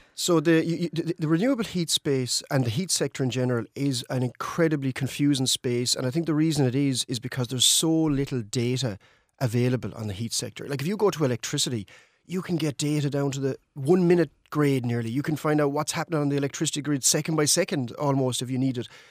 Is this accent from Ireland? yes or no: yes; Mayo, Connacht, Ireland; moved away as an adult; also born or lived in Denmark; when I grew up in Mayo, our town was in decline